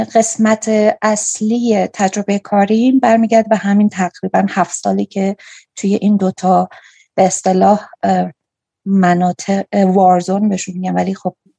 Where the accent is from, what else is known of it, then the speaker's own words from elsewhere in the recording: Kerman, Kerman Province, Iran; also born or lived in Bam; now in Afghanistan; من کرمانی هستم